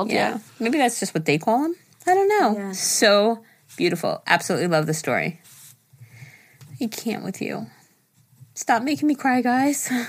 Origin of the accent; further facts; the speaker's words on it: Jersey City, New Jersey, United States; moved away as an adult; I'm originally from Jersey City, but moved to sunny, lately cold Central Florida in 2016.